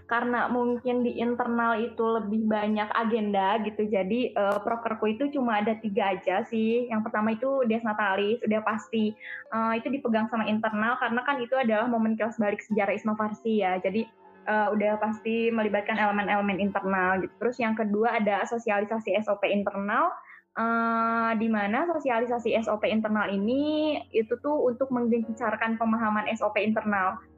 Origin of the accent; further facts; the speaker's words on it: West Java, Indonesia; Perkenalkan, Uh … dari hmm, hmm. Malaya, wilayah Priangan. Aku asli Sunda.